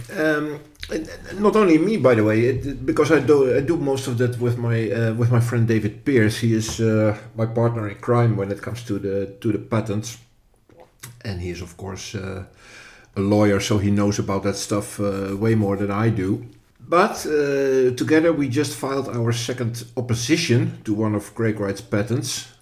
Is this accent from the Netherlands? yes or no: yes; Netherlands; from the Netherlands, which is my home country